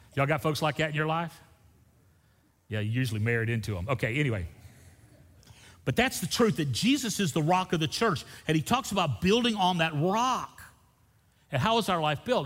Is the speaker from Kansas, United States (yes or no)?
no; Florida, United States; I grew up in Florida